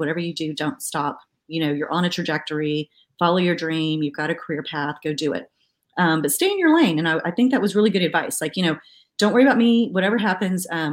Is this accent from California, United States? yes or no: no; San Antonio, Texas, United States; Born and raised in San Antonio